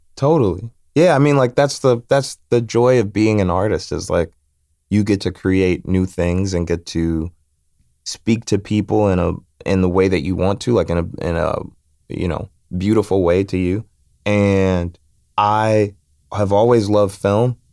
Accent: Chicago, Illinois, United States; I'm from Chicago.

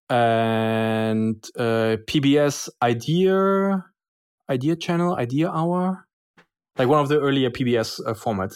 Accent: Berlin, Germany; born and raised in Berlin, technically, uh, born in a country that doesn't exist anymore, uh, since I'm from East Berlin

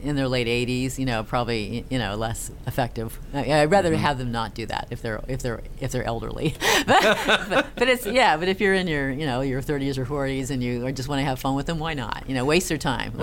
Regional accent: Castro Valley, California, United States; born or raised there; moved away; also born or lived in Norway

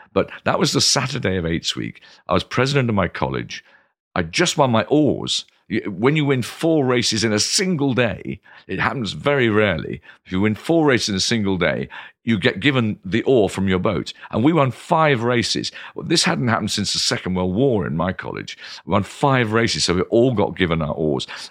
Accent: Canterbury, South East England, United Kingdom; moved away as an adult; now in London, United Kingdom; I grew up in Canterbury

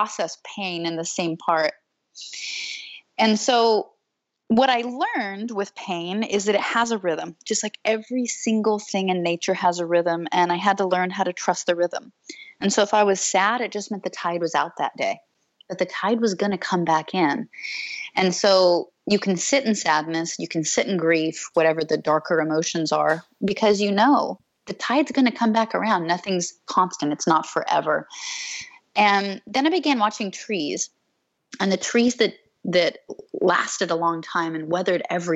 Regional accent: Alaska, United States; I was raised outdoors in Alaska

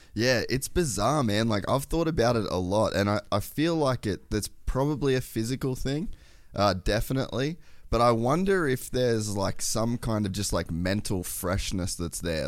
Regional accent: Queensland, Australia; moved away; also born or lived in Temecula, California; I grew up in Australia, there's, like, I grew up on, like, the Great Barrier Reef

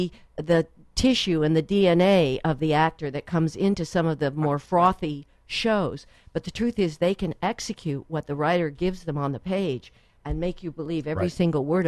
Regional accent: New York City, New York, United States; I was born in New York City.

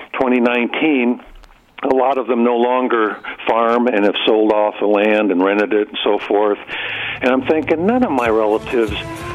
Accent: Midwest, United States; now in Albuquerque, United States; I was raised in the Midwest

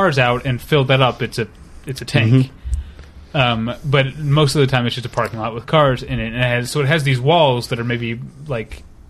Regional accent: St. Louis, Missouri, United States; now in Los Angeles, United States; I'm from St. Louis and we haven't had a pro team in my lifetime. But like living in Los Angeles

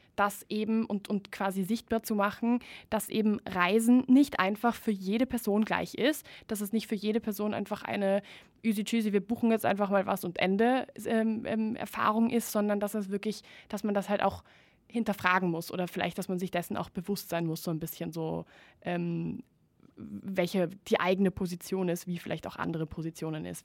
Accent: Spain; moved away; ich bin ja ursprünglich Spanierin

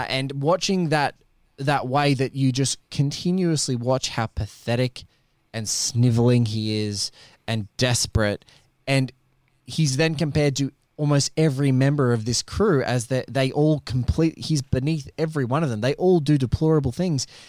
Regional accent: Australia; as an Aussie

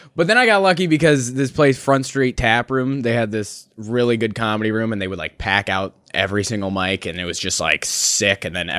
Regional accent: North Dakota, United States; also born or lived in Minnesota; I was from Minnesota, but I say I'm from North Dakota because that's where I did high school

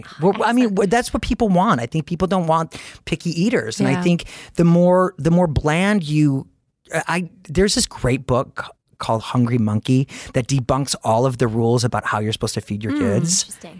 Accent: Detroit, Michigan, United States; now in New York, United States; I grew up in Detroit

